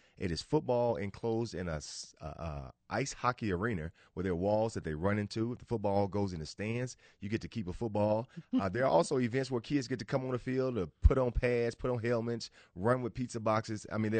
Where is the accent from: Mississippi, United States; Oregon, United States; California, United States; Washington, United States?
Mississippi, United States; Indianola; I'm from Indianola, Mississippi, actually home of …. So it was a big sports town. We're a big blues town, but we're a big sports town.